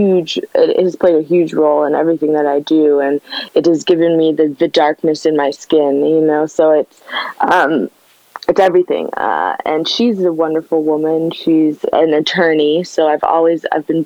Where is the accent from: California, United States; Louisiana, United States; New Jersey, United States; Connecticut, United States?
California, United States; Los Angeles; growing up in LA, where the only Latinos that you would see over here were Mexicans or people from El Salvador, Guatemala